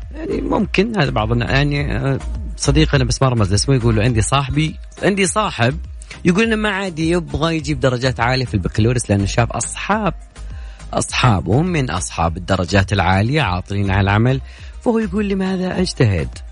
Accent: Saudi Arabia; عندنا بالسعوديه

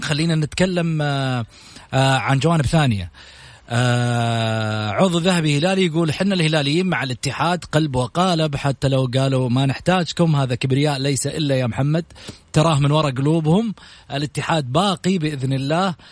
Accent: Saudi Arabia; احنا كلنا كسعوديين

